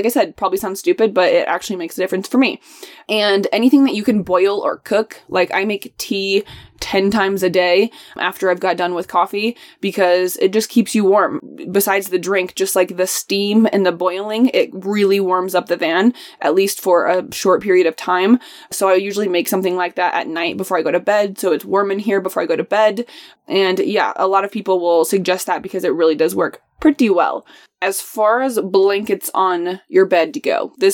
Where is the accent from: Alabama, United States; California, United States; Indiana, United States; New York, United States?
Indiana, United States; Indianapolis; moved away; I'm from Indianapolis. I'm not from San Diego or, you know, LA or something like that. Nobody likes Indianapolis. I'm very used to people dogging on my hometown